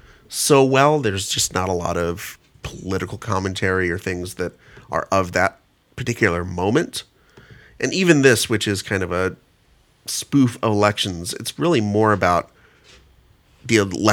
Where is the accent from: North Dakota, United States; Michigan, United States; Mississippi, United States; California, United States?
California, United States; Kingsburg; Yeah, this was really sort of my same way, growing up in Kingsburg, California.